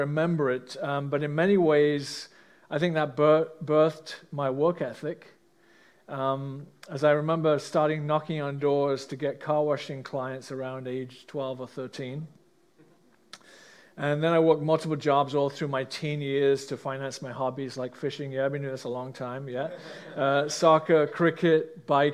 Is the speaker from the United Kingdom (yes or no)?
yes; England, United Kingdom; now in Canada; I grew up in England, as most of you know, in a middle-class family